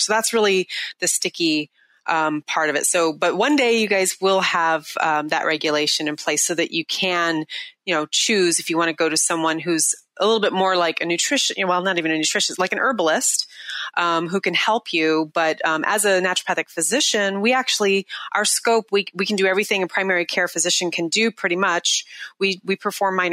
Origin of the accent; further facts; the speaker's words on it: Seattle, Washington, United States; right here in my hometown in Seattle